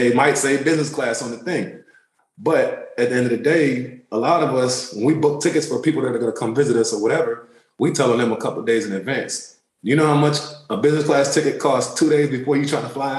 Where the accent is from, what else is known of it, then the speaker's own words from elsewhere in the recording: Washington, District of Columbia, United States; also born or lived in Turkey / Germany / Nebraska; I did grow up in D.C., Maryland, that area, you know, pretty much majority of my life